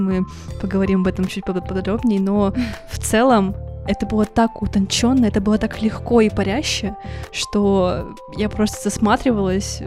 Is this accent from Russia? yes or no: yes; Russian Far East, Russia; Я лично родилась на Дальнем Востоке